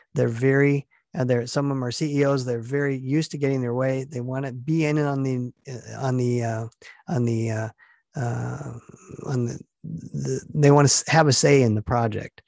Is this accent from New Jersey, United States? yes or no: no; Stevens Point, Wisconsin, United States; born or raised there